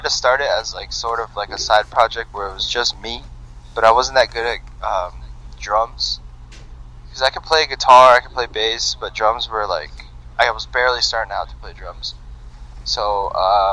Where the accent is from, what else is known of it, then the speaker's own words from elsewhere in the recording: Winnetka, California, United States; I grew up in Winnetka, California.